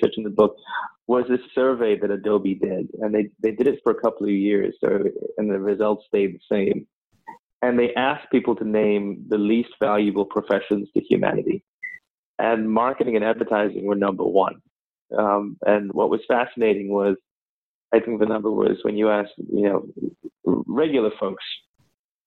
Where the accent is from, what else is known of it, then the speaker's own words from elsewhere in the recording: Sri Lanka; moved away as an adult; also born or lived in London, United Kingdom; now in New York, United States; I was born in Sri Lanka, and I left when I was about 19